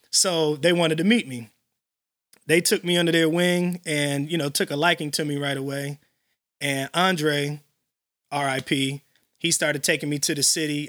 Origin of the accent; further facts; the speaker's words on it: Elgin, Illinois, United States; I grew up in Elgin